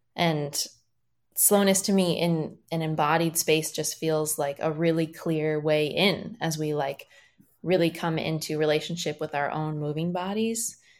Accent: small town Iowa, United States; moved away as an adult; also born or lived in Minneapolis, Minnesota; being from small town Iowa

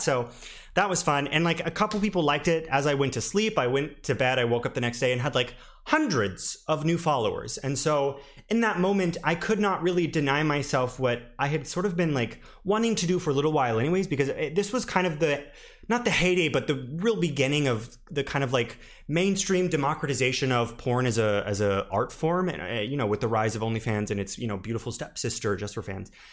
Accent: the South, United States; moved away; I'm originally from the South

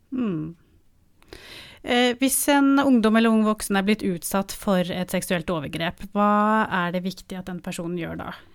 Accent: Oslo, Norway; jeg er fra Oslo

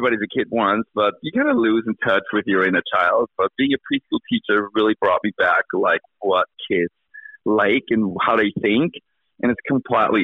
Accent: Austria; moved away as an adult; now in Albany, United States; I grew up in Austria

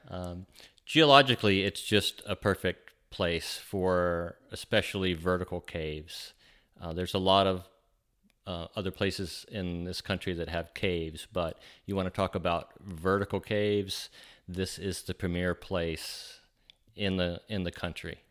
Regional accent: Huntsville, Alabama, United States; I grew up in Huntsville, and we had little caves

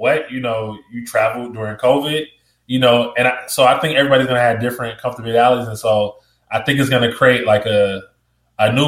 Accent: Chicago, Illinois, United States; I'm from Chicago. I'm from the south side of Chicago, so that's like the street I grew up on

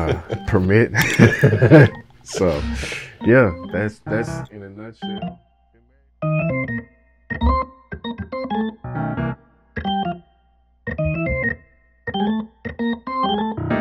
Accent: Warner Robins, Georgia, United States; moved away as an adult; now in Nashville, United States; born and raised in Warner Robins, Georgia, a small town

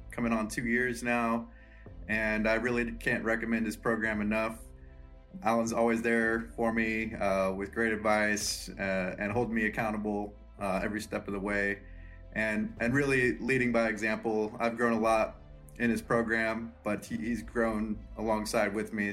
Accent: Lawrence, Kansas, United States; I'm from Lawrence, Kansas

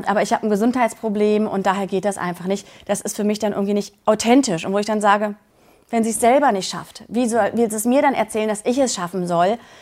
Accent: Berlin, Germany; 42 Jahre alt, äh, komme aus Berlin

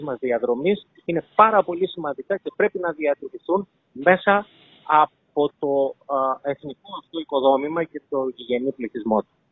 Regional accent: Greece; σαν Έλληνες

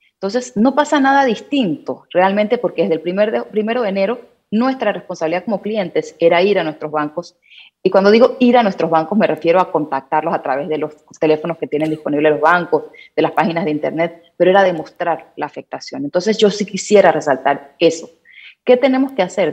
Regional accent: Panama; como panameños

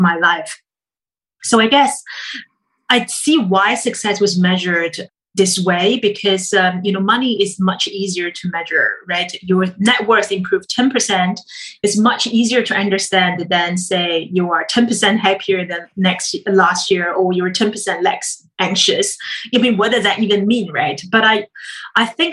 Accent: China; moved away; growing up in China

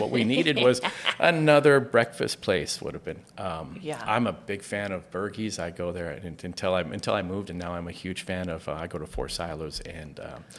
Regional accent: Tempe, Arizona, United States; now in Gilbert, United States; growing up in Tempe

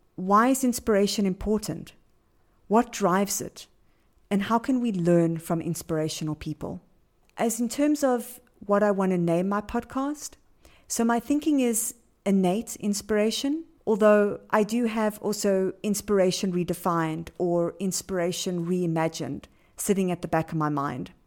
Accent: Johannesburg, Gauteng, South Africa; I am from Johannesburg, South Africa.

